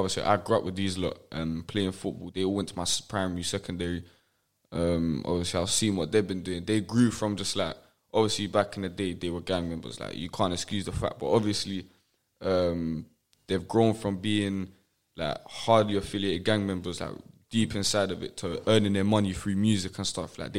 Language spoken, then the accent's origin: English; London, United Kingdom; so I come from Tottenham, Broadwater Farm, Tottenham. Lived there all my life, innit?